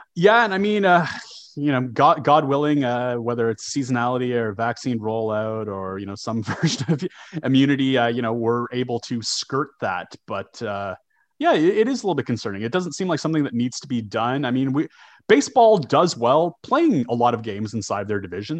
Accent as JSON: {"language": "English", "country": "Canada", "tie": "born or raised there", "said": "growing up in Canada"}